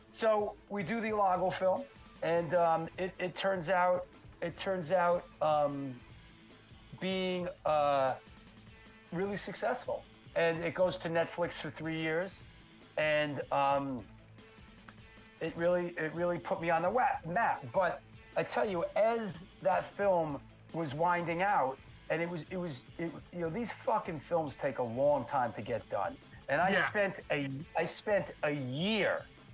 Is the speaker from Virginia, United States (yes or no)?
no; Bronx, New York, United States; This is the kid that I went to high school with growing up in the Bronx.